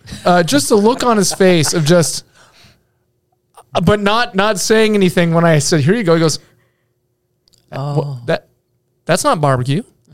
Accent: North Dakota, United States; when they found out I was from North Dakota, they're like, "Oh, you're not a Yankee."

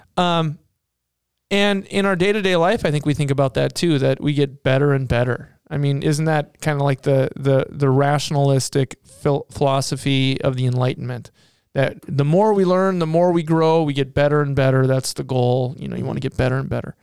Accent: Seattle, Washington, United States; I grew up in Seattle

